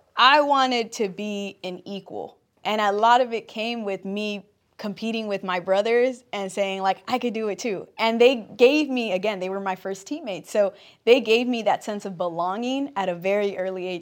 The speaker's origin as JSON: {"language": "English", "town": "Compton", "region": "California", "country": "United States", "tie": "born or raised there", "said": "I'm born and raised in Compton"}